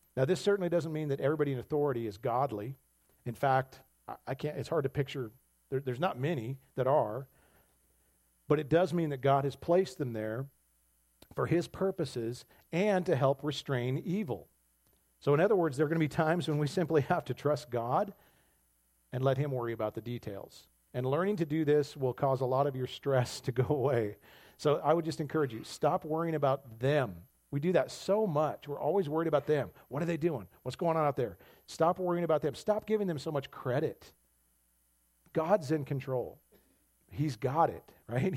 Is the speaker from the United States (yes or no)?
yes; United States; as American Christians